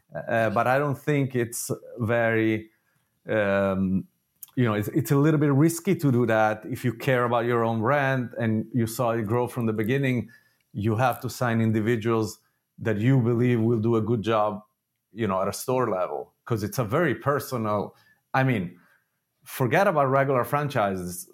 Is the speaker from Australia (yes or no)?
no; Italy; moved away; I grew up in Italy